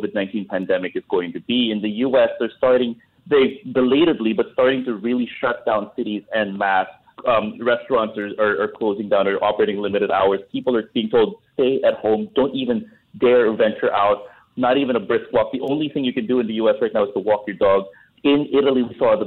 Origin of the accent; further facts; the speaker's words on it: Philippines; as a Filipino